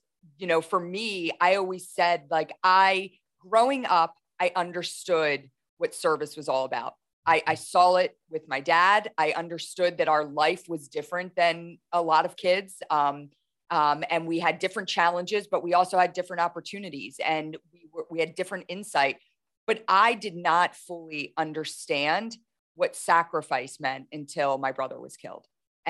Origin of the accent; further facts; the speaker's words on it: Camp Lejeune, North Carolina, United States; born there; I grew up in a military household. I was born in Camp Lejeune, North Carolina, you know, moved all across the country.